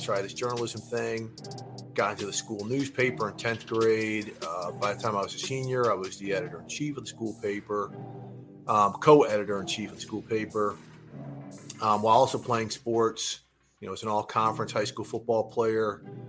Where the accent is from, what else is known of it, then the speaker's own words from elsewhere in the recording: St. Louis, Missouri, United States; also born or lived in Minneapolis, Minnesota; I was born in Minneapolis, lived there for 9 years, moved to St. Louis.